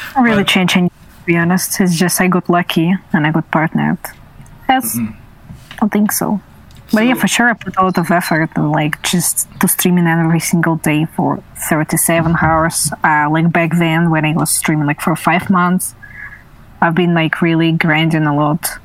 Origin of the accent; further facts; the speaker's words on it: Russia; I was from Russia